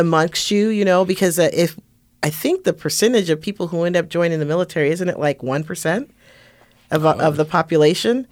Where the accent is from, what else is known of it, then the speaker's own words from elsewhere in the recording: Las Vegas, Nevada, United States; I'm from Las Vegas, since nineteen eighty.